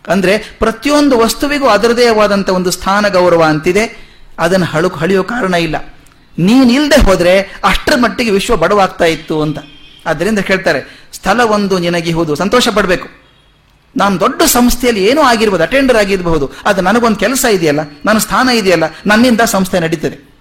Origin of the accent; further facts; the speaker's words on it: North Karnataka, India; moved away; ನಮ್ಮ ಕಡೆ ನಾರ್ತ್ ಕರ್ನಾಟಕ ಕಡೆ